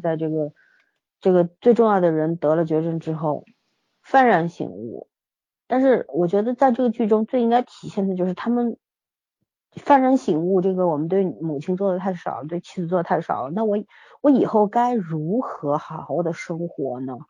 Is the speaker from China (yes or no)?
yes; China; 我们中国人